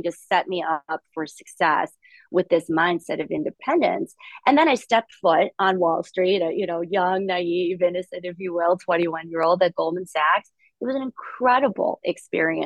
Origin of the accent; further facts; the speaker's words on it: St. Louis, Missouri, United States; English is a second language; also born or lived in Soviet Union; We started our lives in St. Louis. I did not speak English.